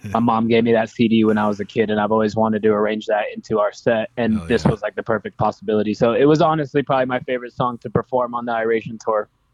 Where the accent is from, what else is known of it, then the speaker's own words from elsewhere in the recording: Las Vegas, Nevada, United States; in Las Vegas, which is my hometown.